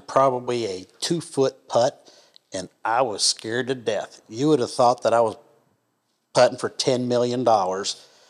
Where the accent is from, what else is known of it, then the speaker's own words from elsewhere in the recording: Shelbyville, Kentucky, United States; moved away as an adult; also born or lived in Madison, Wisconsin / Owensboro, Kentucky / Indianapolis, Indiana; now in Johnson City, United States; moved to Shelbyville, Kentucky, where Hugh's from. Shout out to Hugh. Pretty much raised in Shelbyville, Kentucky. Graduated from the University of Kentucky, got a job up in Indianapolis, Indiana